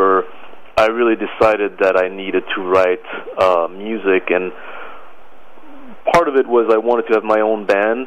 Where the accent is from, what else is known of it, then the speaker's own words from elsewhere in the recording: Paris, Île-de-France, France; moved away as an adult; also born or lived in Boston, United States; now in New York, United States; I was born in Paris, France in 1973. I moved to the States at the age of 20